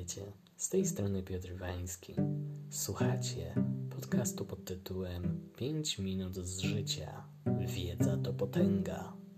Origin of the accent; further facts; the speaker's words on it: Brzezna, Lesser Poland, Poland; also born or lived in Limanowa / Podegrodzie / Nowy Sącz; Urodziłem się w Limanowej, wychowałem się w okolicach Nowego Sącza, a dokładnie Brzezna